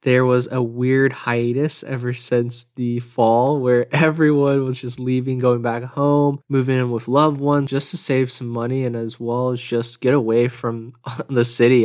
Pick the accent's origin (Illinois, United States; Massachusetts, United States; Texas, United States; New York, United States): Texas, United States; Houston; now in Austin, United States; I'm from Houston